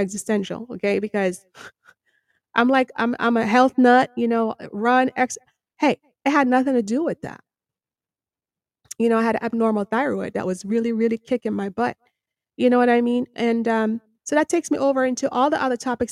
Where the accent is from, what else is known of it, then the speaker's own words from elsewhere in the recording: Jamaica; now in United States; I'm from Jamaica